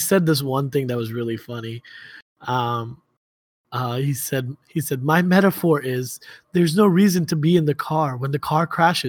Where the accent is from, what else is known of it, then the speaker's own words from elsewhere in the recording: Baltimore, Maryland, United States; I don't associate with them. I'm from Baltimore.